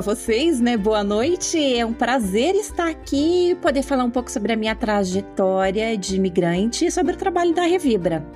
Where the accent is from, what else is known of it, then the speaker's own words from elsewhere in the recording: interior of Paraná, Brazil; moved away as an adult; now in Germany; eu sou filha né, de um casal de agricultores de um sítio pequeno no interior do Paraná. Minha família sempre desenvolveu agricultura familiar. Então, eu cresci numa casa